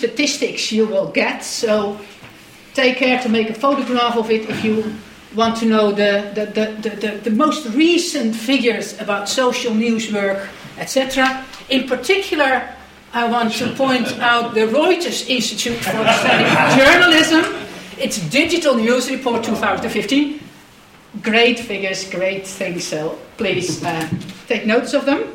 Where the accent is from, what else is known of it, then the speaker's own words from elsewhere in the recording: Netherlands; I'm Dutch